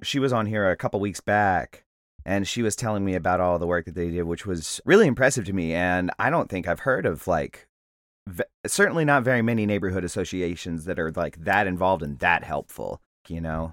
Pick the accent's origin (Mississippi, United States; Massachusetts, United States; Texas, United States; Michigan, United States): Mississippi, United States; Mississippi Gulf Coast, United States; also born or lived in Arkansas; now in New Orleans, United States; I grew up on the Mississippi Gulf Coast, uh, but I've lived in New Orleans since 2003